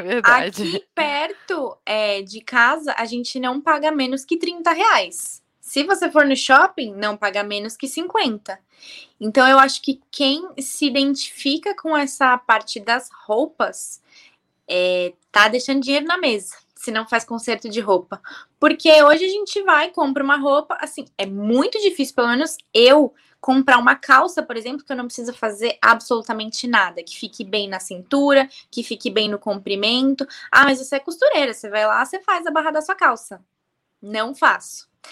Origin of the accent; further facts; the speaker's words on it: interior of Bahia, Brazil; sou do interior da Bahia